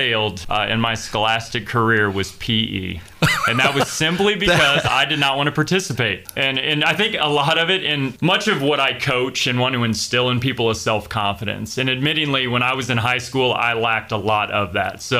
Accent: Illinois, United States; moved away as an adult; also born or lived in Middle Tennessee; now in Hendersonville, United States; both my wife and I, we pretty much born and raised in Illinois

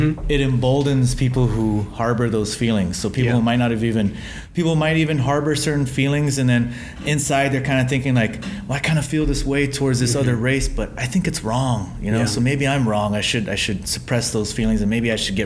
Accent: Guam; I was born and raised on Guam

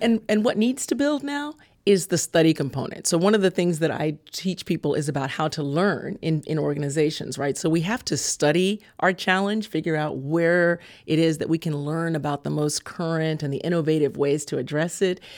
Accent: California, United States; I grew up in California.

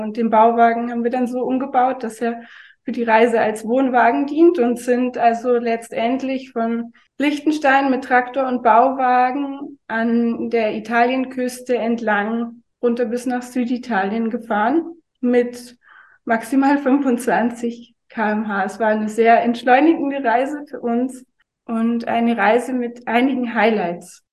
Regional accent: Oberammergau, Bavaria, Germany; moved away; also born or lived in Munich / Dresden / Allgäu; Ich bin im Zugspitzland aufgewachsen, also südlich von München in Oberammergau

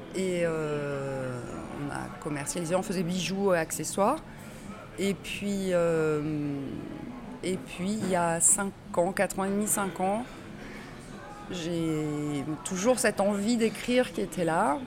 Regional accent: Bordeaux, Nouvelle-Aquitaine, France; also born or lived in Tarbes; je ne suis pas née à Bordeaux, je suis née à Tarbes, mais dans les, dans les Hautes-Pyrénées, mais je, je, suis arrivée à Bordeaux toute petite bébé même. Et à 6-8 ans, je me revois, j'habitais à Bordeaux-Codéran

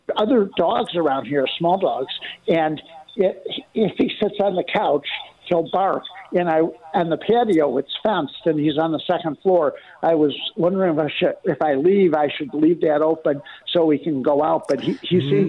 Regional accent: Olean, New York, United States; also born or lived in Berkley, Michigan; now in Fort Myers, United States; I'm originally from Olean, New York

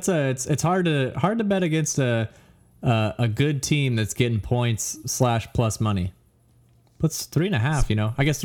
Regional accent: Iowa, United States; outside of obviously my allegiance to Iowa as my hometown

